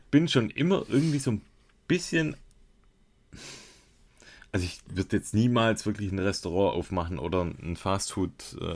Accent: Baden-Württemberg, Germany; Hat mich als Schwabe doppelt gefreut.

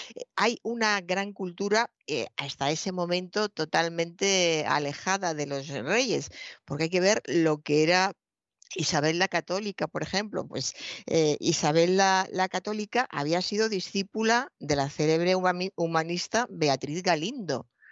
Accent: Spain

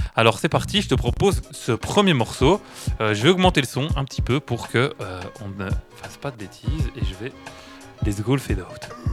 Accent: Charleroi, Wallonia, Belgium; je suis un carolo du coup, je gueule fort

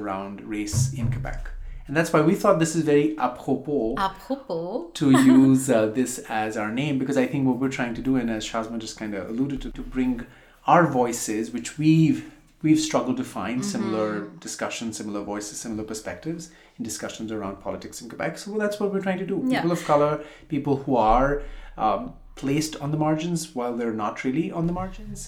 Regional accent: India; moved away as an adult; now in Montreal, Canada; I grew up in India, I went to school in India

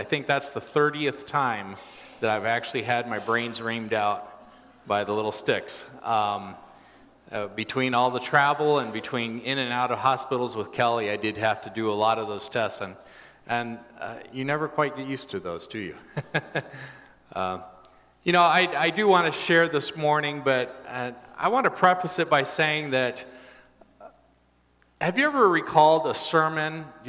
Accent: Brazil; I grew up in Brazil in the large city

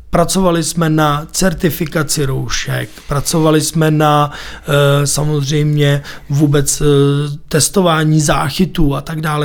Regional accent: Písek, South Bohemian Region, Czechia; Je to moje rodné město, narodil jsem se tam

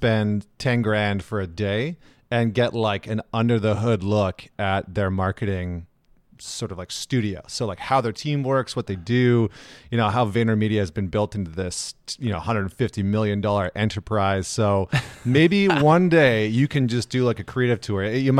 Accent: Edmonton, Alberta, Canada; So, I mean, I grew up in Edmonton, Alberta, which is in Canada.

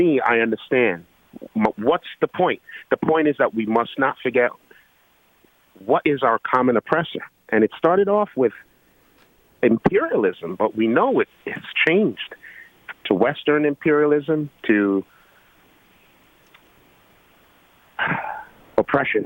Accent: Georgetown, Guyana; I'm from Guyana. No, of course, I was received in Georgetown, Guyana

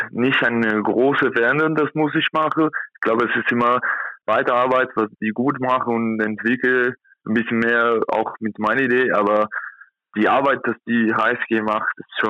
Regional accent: São Paulo, Brazil; German is a second language; now in Germany; Ich komme aus São Paulo, das ist 12 Millionen Personen, da wohnt und hier in Kontakt nur 80.000.

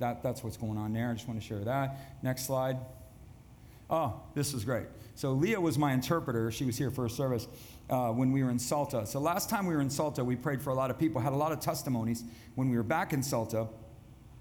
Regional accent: United States; I'm the American guy

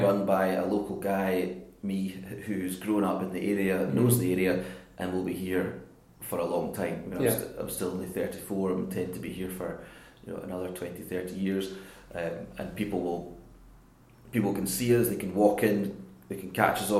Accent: Glasgow, Scotland, United Kingdom; accent: island lilt; also born or lived in Isle of Mull; I did most of my growing up in Jordan Hill.

